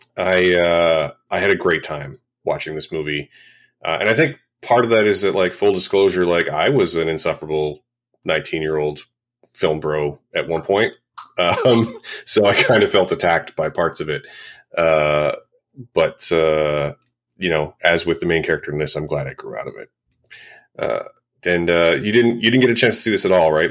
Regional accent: Vancouver, British Columbia, Canada; Viv is my hometown festival

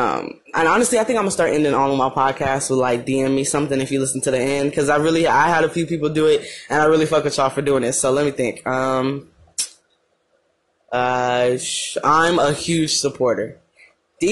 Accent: Madera, California, United States; moved away as an adult; now in Arizona, United States; I don't live in Madeira

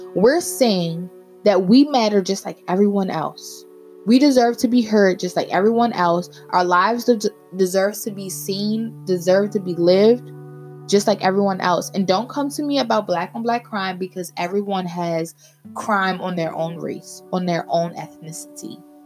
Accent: United States; we face as African American people

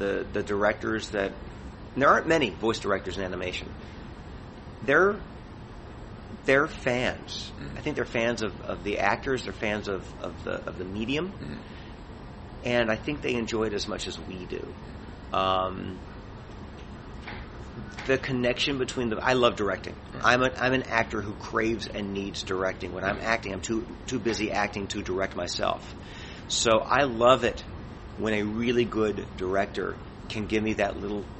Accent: Midwest, United States; I'm a kid growing up in the Midwest

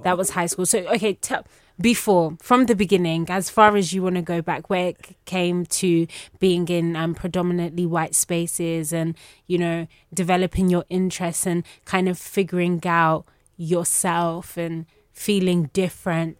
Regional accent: United Kingdom; I'm British Nigerian

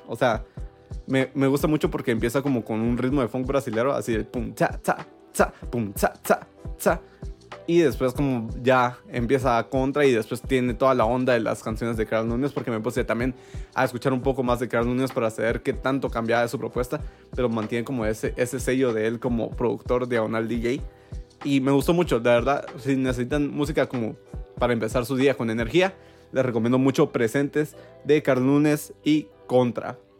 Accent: Guatemala; nosotros como guatemaltecos

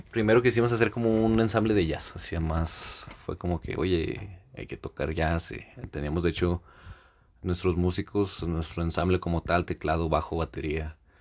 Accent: Mexico; somos mexicanos, que se note que somos mexicanos

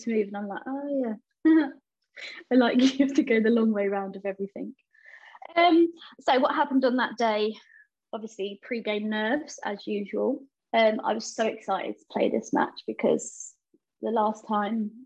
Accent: London, United Kingdom; I was raised in East London, in Bow, on a council estate

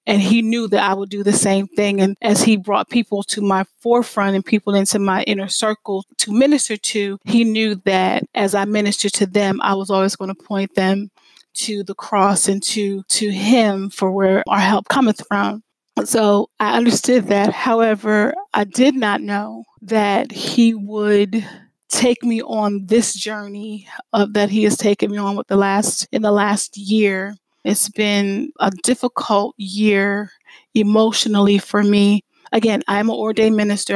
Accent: Lancaster, Pennsylvania, United States; moved away as an adult; I grew up in the Lancaster area

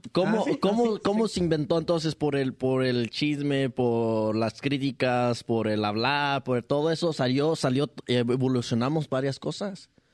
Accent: Mexico; uno como, mexicano

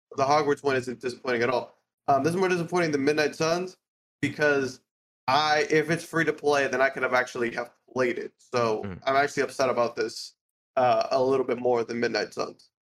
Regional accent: United States; I'm American

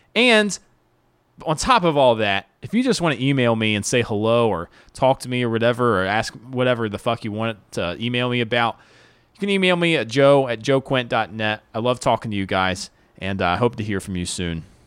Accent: the South, United States; I grew up in the South

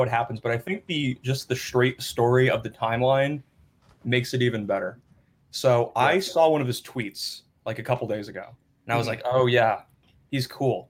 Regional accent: Newtown, United States; We grew up in Newtown together.

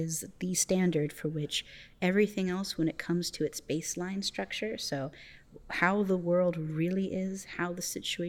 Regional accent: Florida, United States; also born or lived in Canada; And my family comes from Canada. I was born there, but I've lived in Florida most of my life.

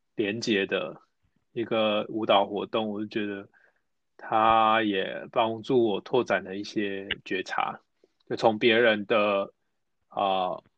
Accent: Taichung, Taiwan; now in Taipei, Taiwan; 我台中人，目前在台北

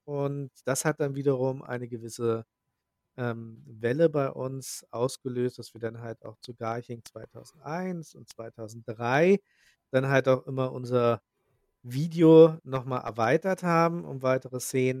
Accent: Sierksdorf, Schleswig-Holstein, Germany; ich komme aus Sierksdorf. Das liegt direkt an der Ostsee in der Lübecker Bucht

